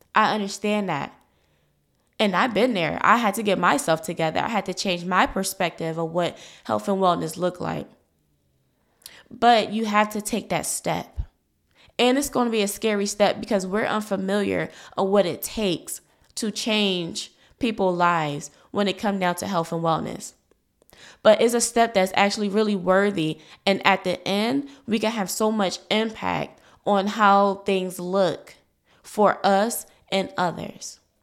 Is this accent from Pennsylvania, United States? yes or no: yes; Philadelphia, Pennsylvania, United States; I was born in North Philadelphia, a low-income community, um, by a single mother, a young single mother. And because of my situation, I was brought up with limited resources